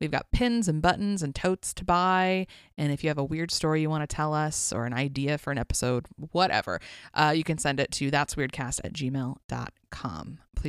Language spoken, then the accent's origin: English; West Coast, United States; I don't know. I grew up on the West Coast.